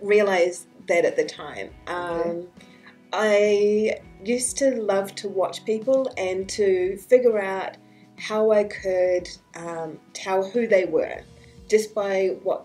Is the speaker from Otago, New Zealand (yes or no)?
yes; Dunedin, Otago, New Zealand; moved away as an adult; also born or lived in Auckland, New Zealand / England / Caribbean; now in Canada; we all grew up at the bottom of the South Island in a little city called Dunedin